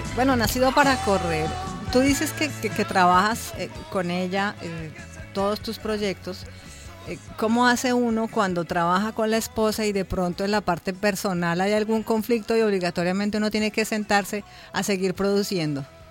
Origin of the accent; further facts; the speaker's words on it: Bogotá, Colombia; los bogotanos hablamos muy rápido